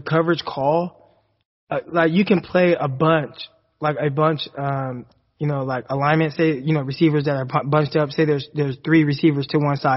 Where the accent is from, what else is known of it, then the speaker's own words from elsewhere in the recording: California, United States; moved away as an adult; now in Arkansas, United States; me as a Californian